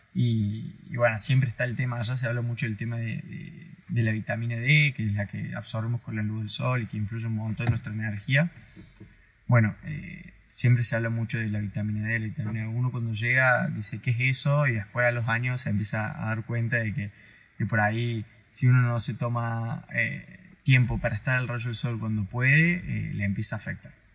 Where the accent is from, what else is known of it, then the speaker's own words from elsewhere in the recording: Córdoba, Argentina; moved away as an adult; now in Ushuaia, Argentina; yo soy cordobés, soy, viví en Ushuaia por adopción